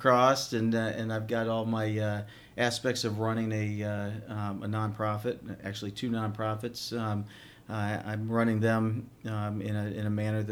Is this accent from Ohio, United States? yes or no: yes; Worthington, Ohio, United States; I grew up in Worthington in a suburb